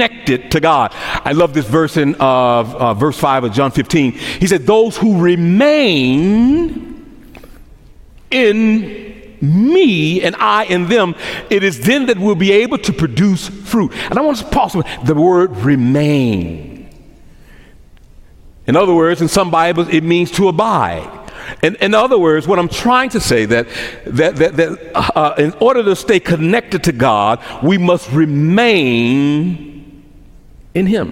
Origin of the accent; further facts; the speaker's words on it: Memphis, Tennessee, United States; accent: Memphis dialect; moved away; I grew up in Memphis, Tennessee